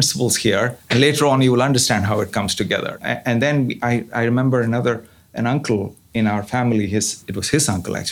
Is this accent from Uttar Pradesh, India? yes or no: no; Chennai, Tamil Nadu, India; moved away as an adult; now in United States; I grew up in southern part of India in Chennai, went to school in Chennai